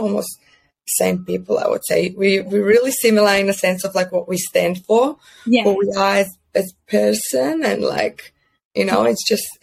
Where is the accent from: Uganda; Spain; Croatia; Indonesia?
Croatia; moved away as an adult; now in Australia; I'm from Croatia, and I actually started my first business in Croatia when I was 22